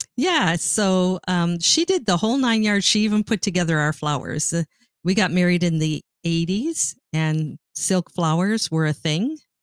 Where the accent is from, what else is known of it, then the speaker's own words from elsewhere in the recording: Ontario, Canada; moved away; I grew up in Canada and I was Canadian